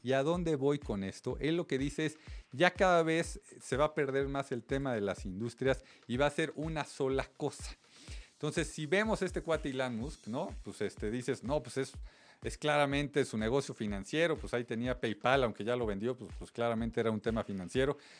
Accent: Mexico

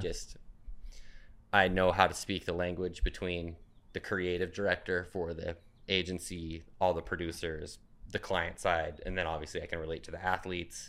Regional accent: Phoenix, Arizona, United States; moved away as an adult; now in Portland, United States; I live in Portland now, but I'm from Phoenix.

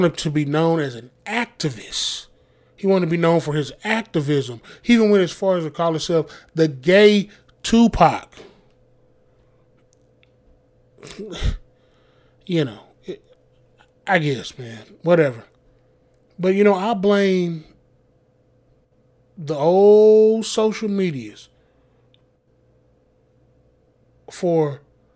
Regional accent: the South, United States; I grew up in the South

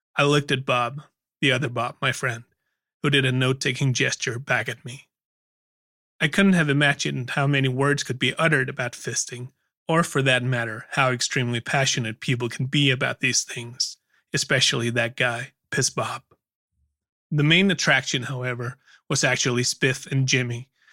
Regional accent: Aarhus, Central Denmark Region, Denmark; my hometown of Aarhus, Denmark, where I still lived.

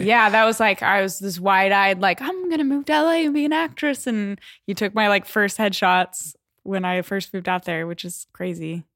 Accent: Denver, Colorado, United States; moved away as an adult; also born or lived in Waco, Texas; I was born in Denver, Colorado. Grew up in Colorado.

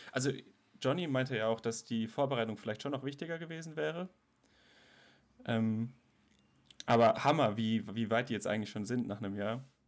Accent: Karlsruhe, Baden-Württemberg, Germany; ich bin nämlich im CVM Karlsruhe groß geworden

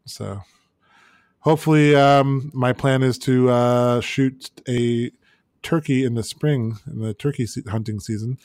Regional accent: Florida, United States; moved away as an adult; now in North Carolina, United States; growing up in Florida

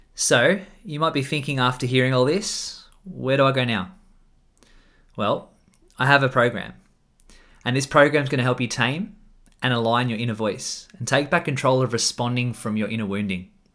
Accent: Australia; I'm an Australian man

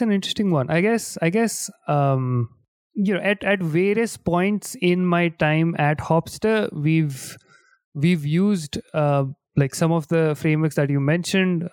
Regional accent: India; now in London, United Kingdom; I am originally from India

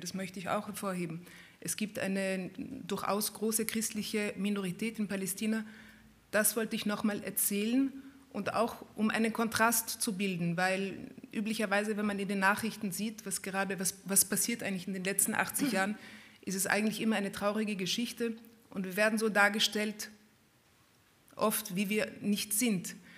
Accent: Vienna, Austria; meiner Kindheit in Wien. Ja, wir sind aufgewachsen in Wien in einer schönen Wohnung im siebten Bezirk

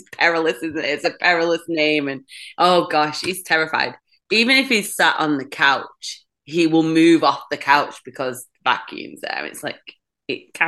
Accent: Manchester, North West England, United Kingdom; accent: northern; moved away as an adult; now in Bowmanville, Canada; I'm from Manchester in the UK. Currently don't live in Manchester in the UK, live in Bowmanville, which is just outside Toronto

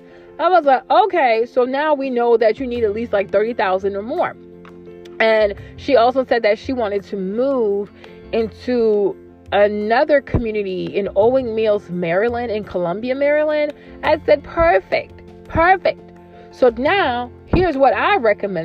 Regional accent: Côte d’Ivoire; I'm from the Ivory Coast, which is West Africa. I'm from Cote d'Ivoire

